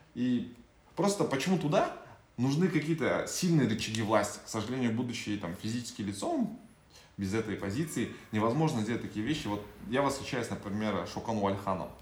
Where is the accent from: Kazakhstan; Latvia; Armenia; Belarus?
Kazakhstan